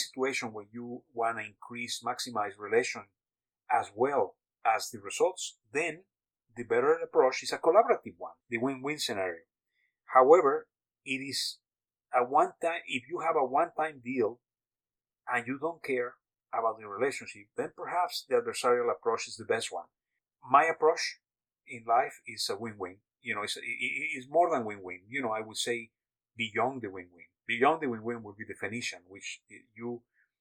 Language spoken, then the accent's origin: English; Mexico; I was born in Mexico